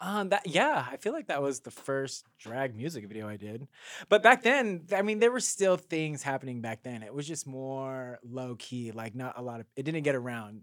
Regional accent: Carson, California, United States; I am from Carson, California

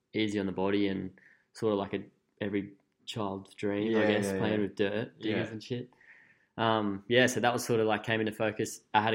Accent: Coffs Harbour, New South Wales, Australia; I'm from Coffs.

